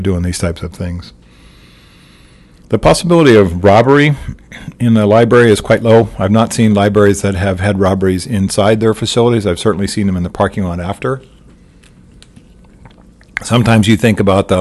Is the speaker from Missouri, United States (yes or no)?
yes; Missouri, United States; my home state in Missouri